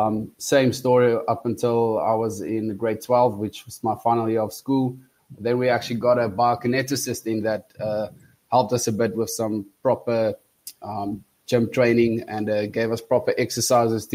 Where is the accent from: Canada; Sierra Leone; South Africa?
South Africa; moved away as an adult; now in Eindhoven, Netherlands; I'm originally from South Africa. Grew up there, studied there up until I was about 26.